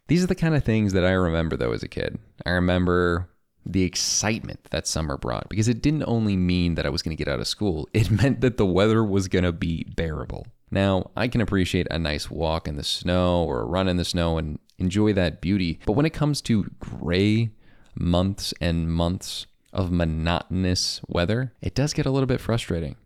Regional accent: Chicago, Illinois, United States; I grew up in Chicagoland in the South Suburbs, and now I live in the city

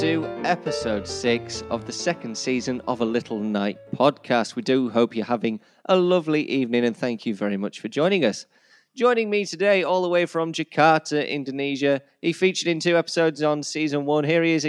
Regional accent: Yorkshire and the Humber, United Kingdom; accent: Yorkshire; my Yorkshire accent

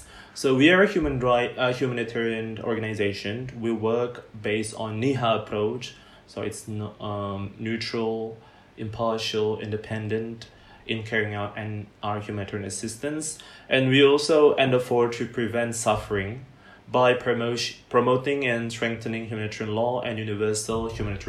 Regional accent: Bandung, West Java, Indonesia; I'm originally from Bandung

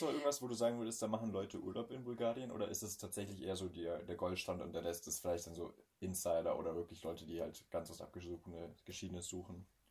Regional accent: Bavaria, Germany; uns in Bayern

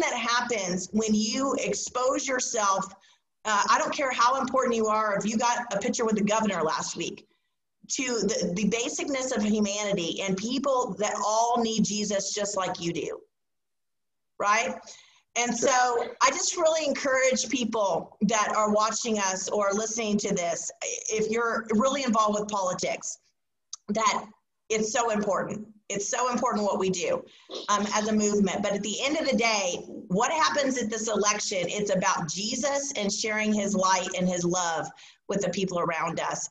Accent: Indiana, United States; now in Texas, United States; we're both from Indiana. We're Indiana transplants to Texas.

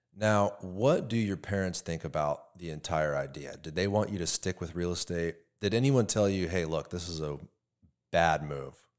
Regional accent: Tampa, Florida, United States; you or I that grew up here

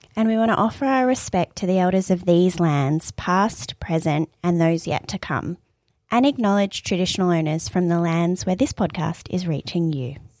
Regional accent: Australia; I'm Iranian Australian

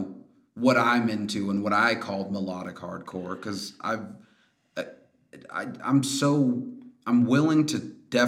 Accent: Bay Area, California, United States; We're from the Bay Area

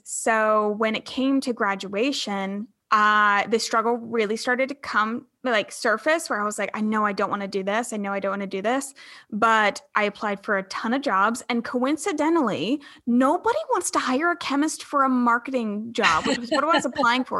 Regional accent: Charleston, South Carolina, United States; I'm from Charleston, South Carolina

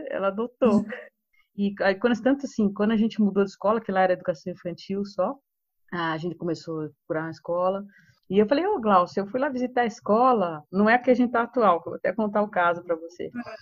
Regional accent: São Paulo, Brazil; moved away as an adult; also born or lived in Rio de Janeiro; Eu sou de São Paulo, mas eu estava morando no Rio. Em 2016 eu voltei para cá.

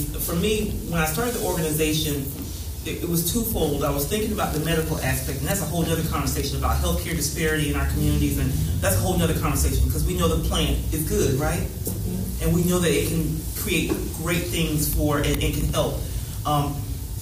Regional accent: Oviedo, Florida, United States; I grew up in Oviedo, which is out in the country in Florida

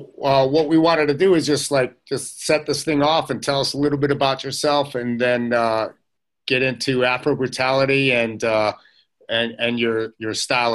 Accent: Bridgeport, Connecticut, United States; I grew up in Bridgeport, Connecticut, not too far, and I used to ride the train through there back in the '70s

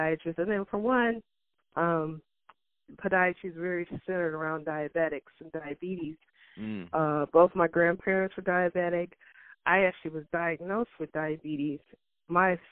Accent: Louisiana, United States; also born or lived in Cleveland; Louisiana, my home state

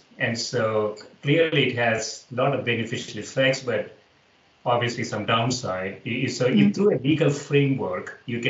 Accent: India; moved away as an adult; now in United States; And I grew up in India

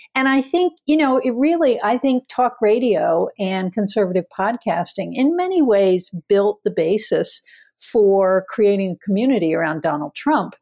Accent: Philadelphia, Pennsylvania, United States; also born or lived in Twin Falls, Idaho; very, very different from where I grew up in Philadelphia

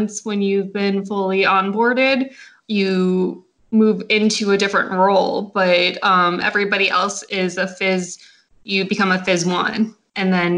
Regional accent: Central New Jersey, United States; I am from New Jersey, Central Jersey to be specific

